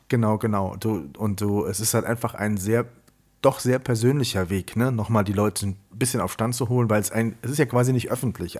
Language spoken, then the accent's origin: German; Siegburg, North Rhine-Westphalia, Germany; ich komme aus dem Rheinland, ich äh, komme aus einem Ort